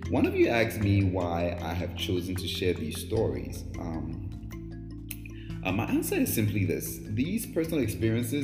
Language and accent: English; Ghana; moved away; also born or lived in Brooklyn; I was born and raised in Ghana